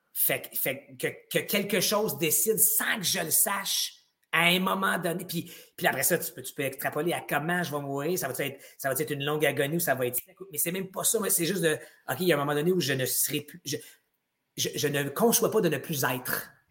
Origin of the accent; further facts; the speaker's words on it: Gatineau, Quebec, Canada; j'ai grandi en Outaouais